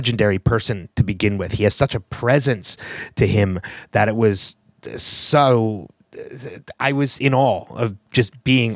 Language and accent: English; Philadelphia, Pennsylvania, United States; here in my hometown of Philadelphia